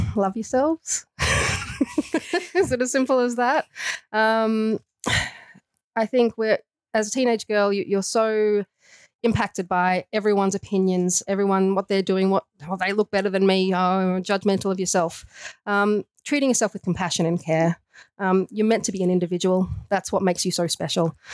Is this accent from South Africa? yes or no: no; Australia; accent: Australian; moved away as an adult; also born or lived in San Francisco / Canada; I do have an Australian accent, so I'm putting that out there first. I was born in Australia, but I did move over to Canada um, in my later years.